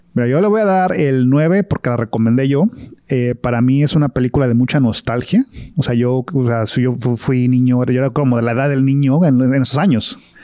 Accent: Guadalajara, Jalisco, Mexico; crecí en Guadalajara, o sea, es otra ciudad

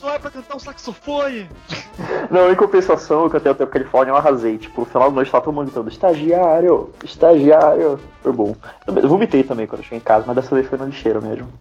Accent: Belém, Pará, Brazil; moved away as an adult; now in Belo Horizonte, Brazil; eu sou de Belém, mas ano passado eu mudei pra Belo Horizonte, que é onde eu moro até então

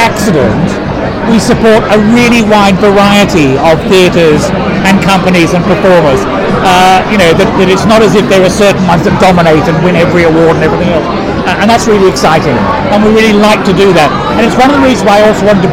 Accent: Australia; moved away as an adult; also born or lived in Sydney, Australia; now in London, United Kingdom; I'm originally from Australia, and I did theatre studies at university, and I worked in fringe and alternative theatre in Sydney for many years

